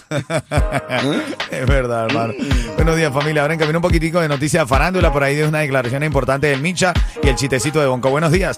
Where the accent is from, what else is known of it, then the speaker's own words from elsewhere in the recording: Venezuela; como venezolano